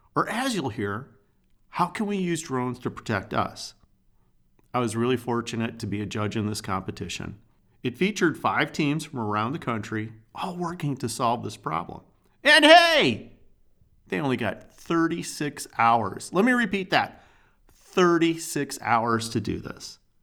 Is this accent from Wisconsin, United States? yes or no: yes; Wisconsin, United States; I'm from Wisconsin